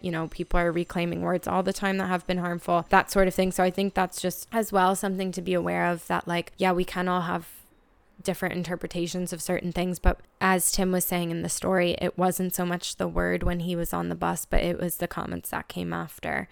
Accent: United States; moved away as an adult; now in Dublin, Ireland; as an American living in Dublin for three years

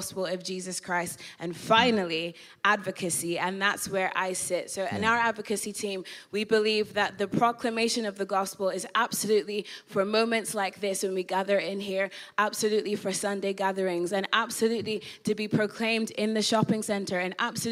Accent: Ireland; moved away as an adult; also born or lived in Northern Ireland; now in London, United Kingdom; born in London, raised in Ireland. So raised in the Republic of Ireland, went to school there, went to uni there.

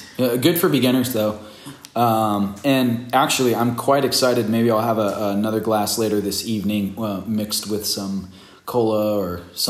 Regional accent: California, United States; We're from California

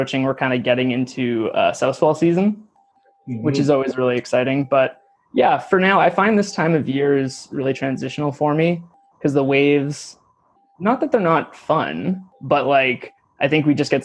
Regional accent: Nanaimo, British Columbia, Canada; also born or lived in Vancouver; I grew up in Nanaimo on the east side of Vancouver Island

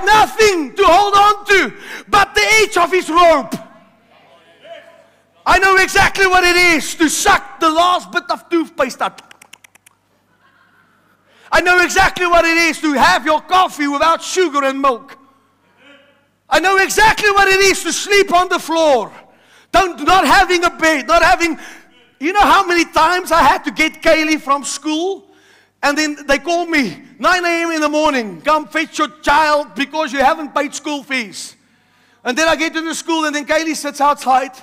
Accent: South Africa; My mom came to South Africa, also from heaven, and she bore me and gave birth

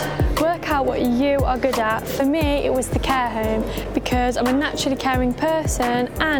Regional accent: Coventry, West Midlands, United Kingdom; I'm 17 and I'm from Coventry.

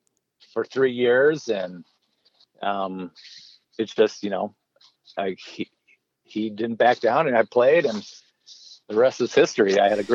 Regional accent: Richfield, Minnesota, United States; moved away as an adult; also born or lived in Arizona; I loved Richfield. I loved growing up there.

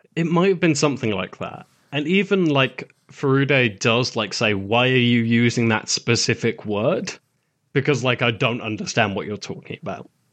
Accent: United Kingdom; as a Brit

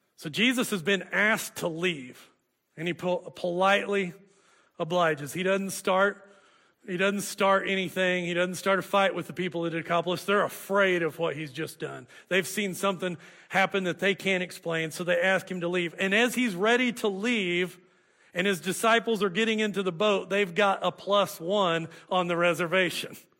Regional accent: Hooker, Oklahoma, United States; moved away; I'd come back to Hooker, my hometown

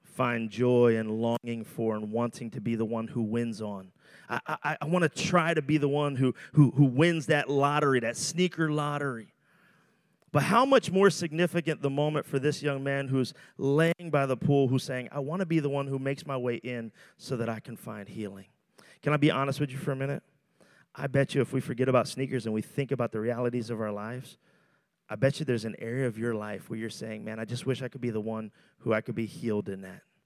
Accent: Philadelphia, Pennsylvania, United States; I'm from Roxborough

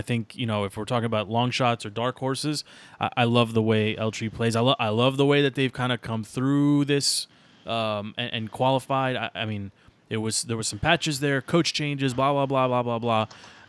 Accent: United States; as an American cheering for the Outlaws

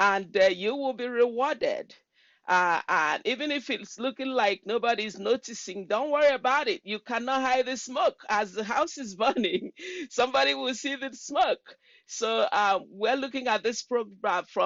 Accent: Nigeria; moved away as an adult; now in Washington State, United States; I'm from Nigeria, from the Igbo tribe of Nigeria. I came to the United States, I believe, in 1996

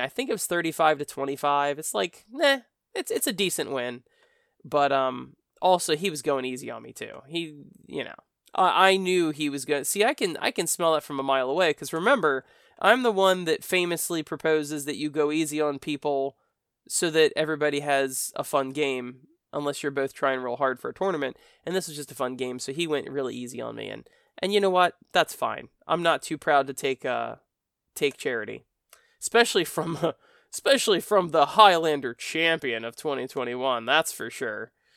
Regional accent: United States; accent: American; my American accent

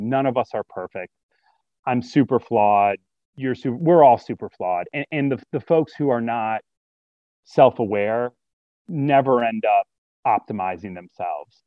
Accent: Detroit, Michigan, United States; moved away as an adult; also born or lived in Oxford, Ohio; I grew up in Detroit, raised by a single mom

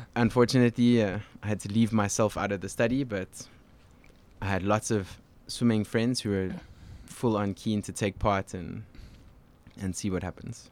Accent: Cape Town, Western Cape, South Africa; moved away as an adult; now in Montreal, Canada; I grew up in Cape Town.

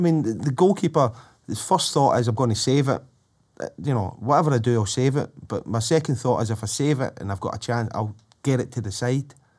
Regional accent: Glasgow, Scotland, United Kingdom; I come from Drumchapel, and, um, the house I lived in for the first twelve years of my life

